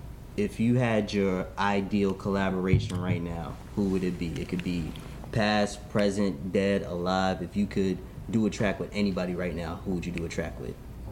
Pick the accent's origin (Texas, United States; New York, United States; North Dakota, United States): New York, United States; Bronx; From the Bronx.